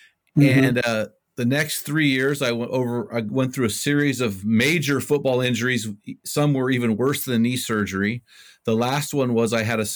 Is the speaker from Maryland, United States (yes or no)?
no; Cal Poly, California, United States; Cal Poly, which is my hometown